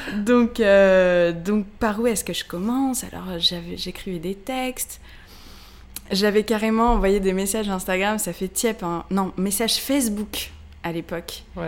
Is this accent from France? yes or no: yes; Paris, Île-de-France, France; je suis parisienne je suis journaliste